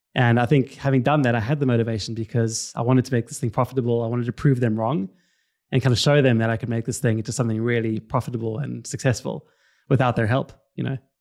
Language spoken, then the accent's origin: English; Cape Town, Western Cape, South Africa; now in London, United Kingdom; I'm originally from Cape Town, South Africa. You can probably hear it from the accent.